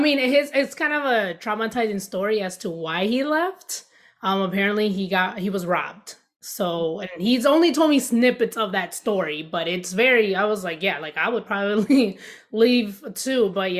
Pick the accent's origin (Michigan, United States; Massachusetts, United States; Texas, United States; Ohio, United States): Michigan, United States; Grand Rapids; also born or lived in New York; now in Florida, United States; I was born in New York, but I was actually raised in Grand Rapids, Michigan. So that's my home from up north. I currently reside in Florida.